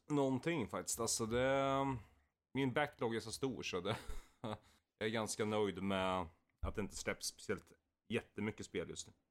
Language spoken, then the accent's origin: Swedish; Valla, Sweden; var vi på fritidsgården i Valla, där jag kommer ifrån